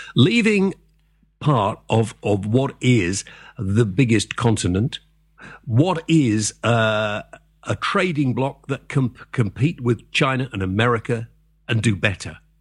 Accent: Wales, United Kingdom; I'm Welsh, if I want to be

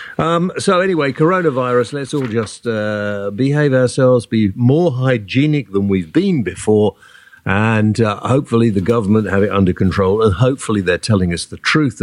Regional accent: United Kingdom; We are British

